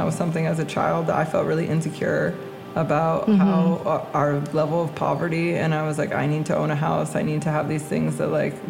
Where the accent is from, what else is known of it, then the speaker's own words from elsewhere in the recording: Big Sur, California, United States; moved away as an adult; they know I'm from Big